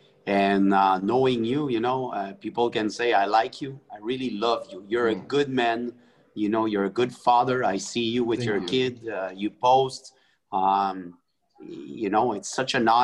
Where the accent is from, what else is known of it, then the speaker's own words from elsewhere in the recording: Montreal, Quebec, Canada; I was raised in Montreal, Canada, where there's a lot of Italian